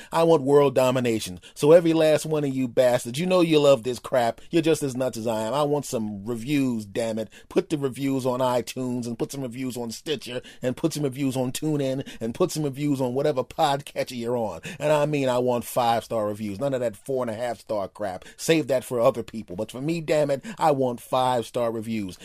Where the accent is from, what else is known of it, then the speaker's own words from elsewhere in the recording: East Coast, United States; I was born on the East Coast, and I tend to speak quickly